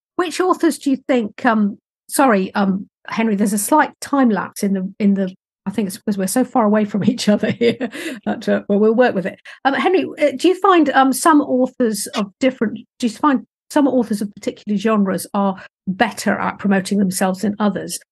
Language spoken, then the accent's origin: English; United Kingdom; I'm British and I'm a little bit, a bit sort of stand backish